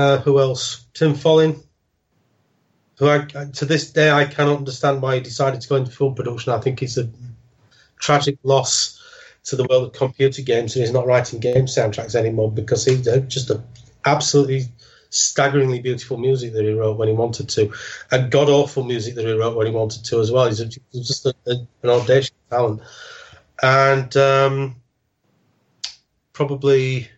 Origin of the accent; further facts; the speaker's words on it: Sheffield, Yorkshire and the Humber, United Kingdom; now in Hull, United Kingdom; I now live in Hull, because I'm actually originally from Sheffield